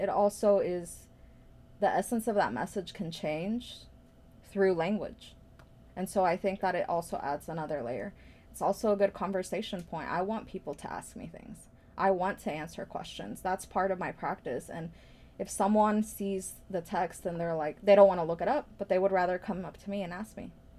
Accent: Blue Springs, Missouri, United States; growing up Latina, Midwest, you know, immigrant in a very white area. I grew up in Blue Springs

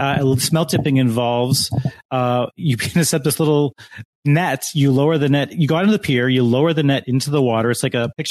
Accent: Lake Michigan, Midwest, United States; I have gone fishing growing up on Lake Michigan.

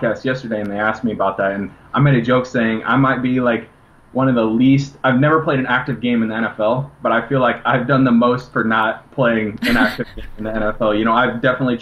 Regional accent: Washington, Illinois, United States; moved away; a lot of people in my hometown who were always rooting for me and always had that belief

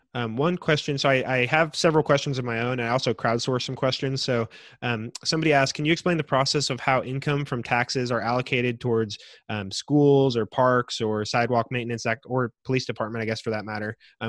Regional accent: Andover, Kansas, United States; I'm white. I grew up in Andover. And so Andover being a suburb, there's not a whole lot of diversity in there.

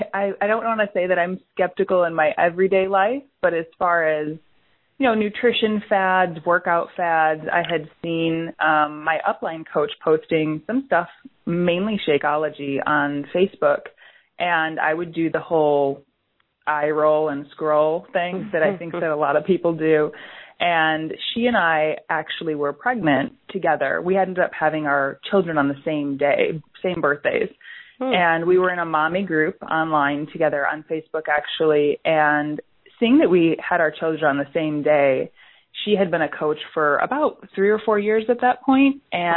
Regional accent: suburbs of Chicago, Illinois, United States; Suburbs of Chicago, Illinois. Oh, okay. Born and raised here.

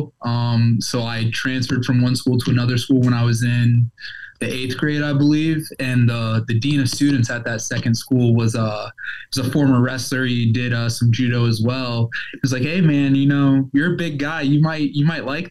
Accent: Columbus, Ohio, United States; Columbus, which is where I grew up

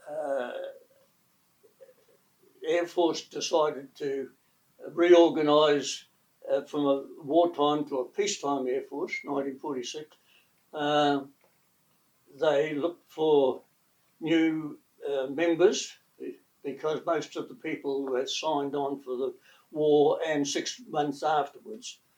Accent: Greymouth, West Coast, New Zealand; moved away; also born or lived in Christchurch; I was born in Greymouth.

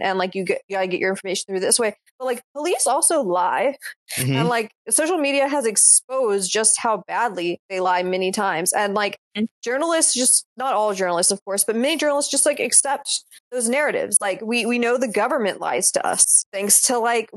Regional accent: the South, United States; I'm from the South

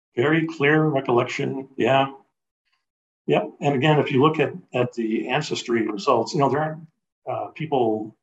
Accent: Chicago, Illinois, United States; I grew up, was born and raised in Chicago.

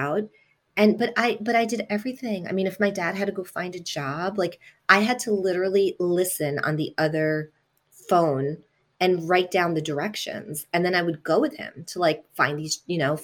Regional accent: New York, United States; first language Italian; English is a second language; also born or lived in Italy; I was born in Italy, and my parents moved to New York when I was two

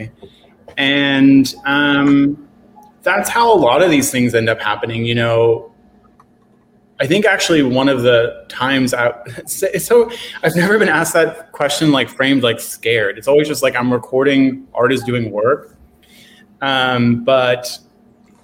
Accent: Philadelphia, Pennsylvania, United States; I grew up here. I grew up in Fishtown

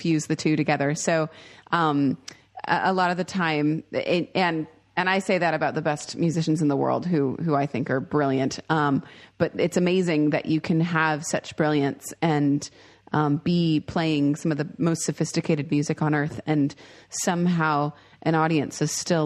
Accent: Seattle, Washington, United States; I grew up in the Seattle area.

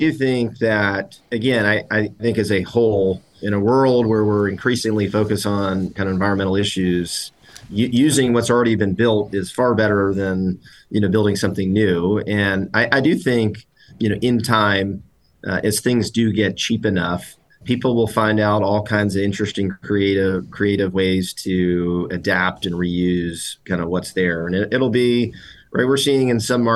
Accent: Atlanta, Georgia, United States; moved away as an adult; also born or lived in Washington, D.C.; I grew up in Atlanta, which is a pretty heavy real estate town

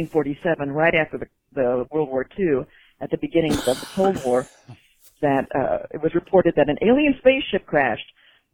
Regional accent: Dallas-Fort Worth area, Texas, United States; I grew up in the Dallas-Fort Worth area

